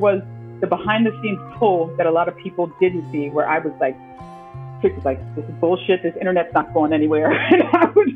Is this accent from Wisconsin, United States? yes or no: no; Philadelphia, Pennsylvania, United States; growing up in Philly